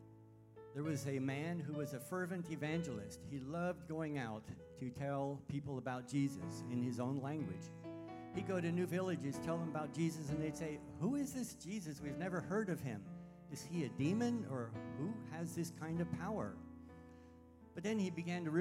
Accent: Pennsylvania, United States; moved away as an adult; also born or lived in Sudan / Indonesia / Thailand / southwest China; now in China; I grew up in Pennsylvania

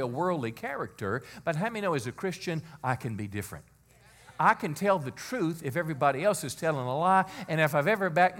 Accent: United States; we as American people

